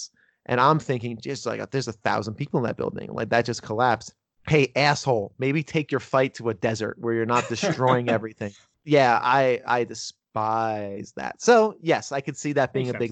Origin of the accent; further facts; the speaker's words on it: Northern New Jersey, United States; I'm from Northern New Jersey. I grew up about 20 minutes from New York